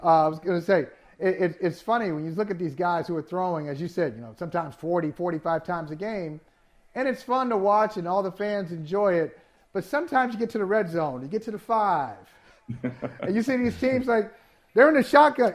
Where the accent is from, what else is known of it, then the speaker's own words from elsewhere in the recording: Midwest, United States; I grew up in the Midwest